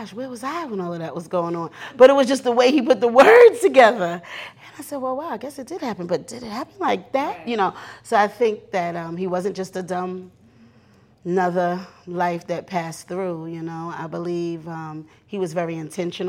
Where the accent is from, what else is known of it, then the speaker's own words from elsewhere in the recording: New York, United States; also born or lived in New Orleans; We came from New York